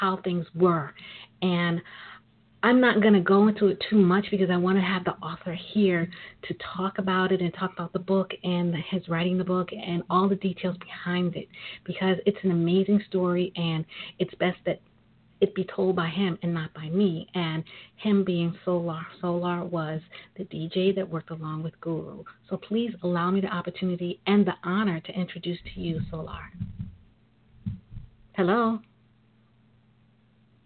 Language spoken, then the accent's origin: English; New York City, New York, United States; I am a native of New York. I'm a sister from Brooklyn